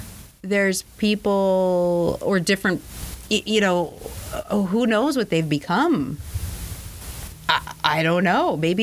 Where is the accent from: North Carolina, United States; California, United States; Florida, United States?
California, United States; moved away; when I grew up in California, we didn't even have air conditioning.